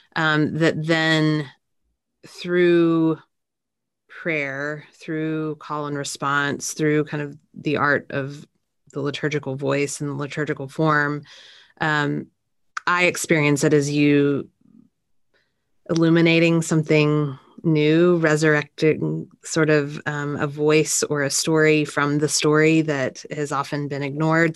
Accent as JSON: {"language": "English", "region": "Texas", "country": "United States", "also_born_or_lived": "Washington, D.C.", "said": "I'm from Texas"}